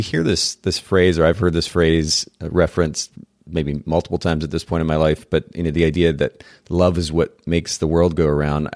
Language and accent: English; Japan; I grew up in Japan